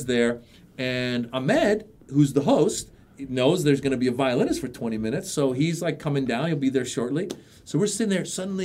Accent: United States; also born or lived in Iran; being an immigrant, growing up in America as an immigrant

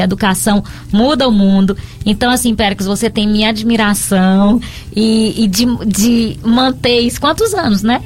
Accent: Piauí, Brazil; now in Barbalha, Brazil; Sou piauiense de nascimento, mas tenho o título de cidadão barbalhense

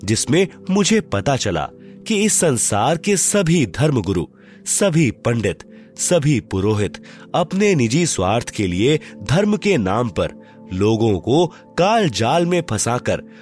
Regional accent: Hariyaun, Madhesh Province, Nepal; now in Bhaktapur, Nepal; गांव विकास समिति हरियौन जिला सरलाही नेपाल का निवासी हूँ और वर्तमान में काठमांडू उपत्यका टीमी भक्तपुर में घर बनाकर रहता हूँ

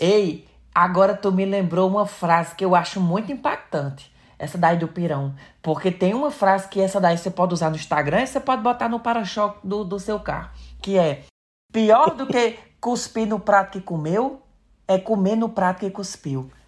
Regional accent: Pires Ferreira, Ceará, Brazil; sou de Pires Ferreira, Ceará

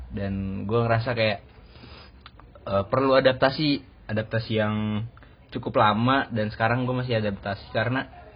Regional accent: Bekasi, West Java, Indonesia; moved away; gue kan dari Bekasi

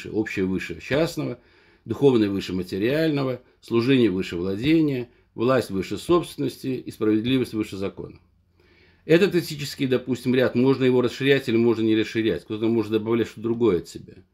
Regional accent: Dagestan, Russia; несмотря на то, что я родом из Дагестана, он, как говорится, этнический армянин

